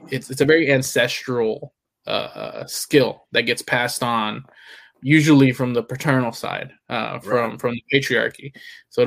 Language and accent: English; Houston, Texas, United States; now in New Jersey, United States; I grew up in Houston